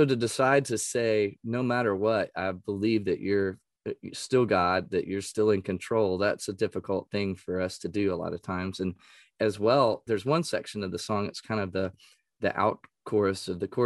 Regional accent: East Texas, United States; I grew up in East Texas

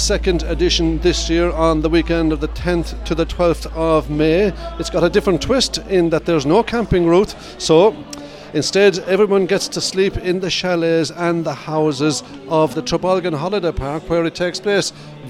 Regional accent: County Clare, Ireland; she's from County Clare, of course, from my hometown.

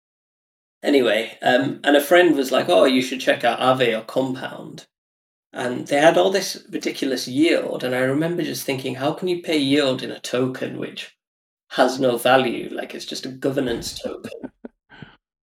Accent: United Kingdom; I'm like British Indian, and half my family live in India

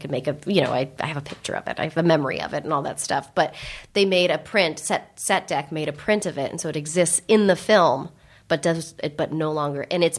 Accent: San Francisco, California, United States; because I grew up in San Francisco, the Bay Area, and my parents grew up in San Francisco

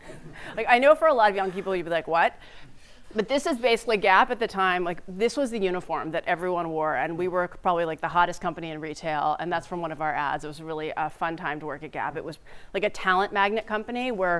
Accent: New Jersey, United States; also born or lived in Staten Island; I was born in Staten Island, New York. And then I moved to New Jersey

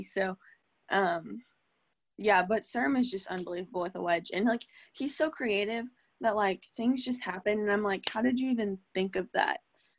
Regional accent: Tulsa, Oklahoma, United States; born there; this is funny because I was born in Tulsa, and I'm in Tulsa right now.

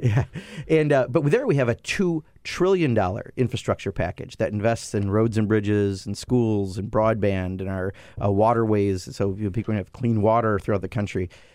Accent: Kenosha, Wisconsin, United States; I grew up in Kenosha, Wisconsin, a, a lower middle class family.

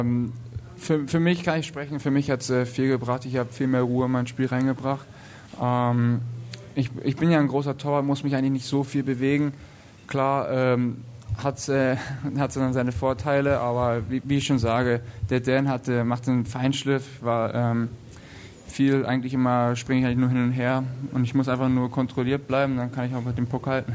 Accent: Lüneburg, Lower Saxony, Germany; also born or lived in Berlin; now in Nuremberg, Germany; in Lüneburg, wo ich herkomme

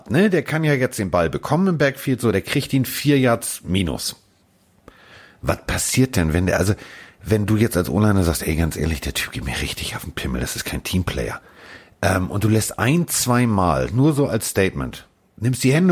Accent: Hamburg, Germany; das kenne ich als, als Hamburger, was Fußball angeht

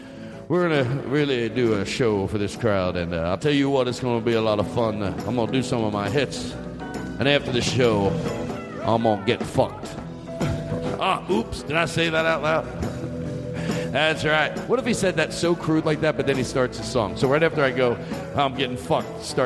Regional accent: Valley Forge, Pennsylvania, United States; I grew up in Valley Forge, Pennsylvania

